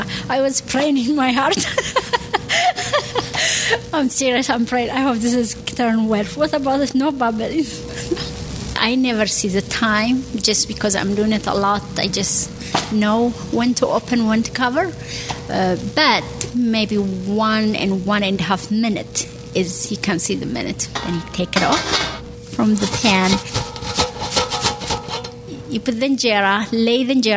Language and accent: English; Eritrea; now in South Burlington, United States; I am from Eritrea, from East Africa, but I live in Vermont in South Burlington